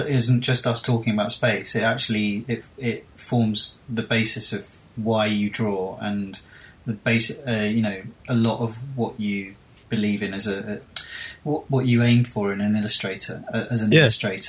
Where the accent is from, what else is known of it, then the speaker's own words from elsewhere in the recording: United Kingdom; us recently as the British